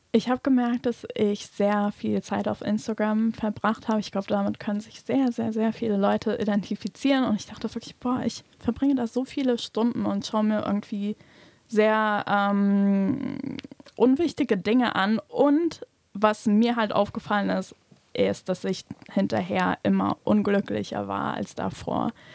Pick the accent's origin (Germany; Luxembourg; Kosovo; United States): Luxembourg; ich bin in Luxemburg aufgewachsen und geboren